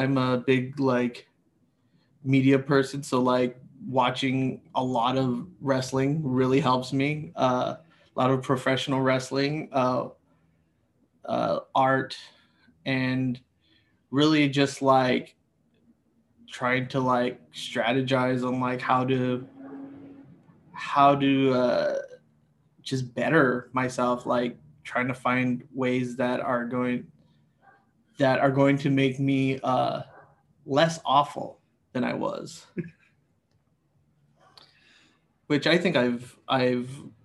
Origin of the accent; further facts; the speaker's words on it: Los Angeles, California, United States; Born and raised in Los Angeles, California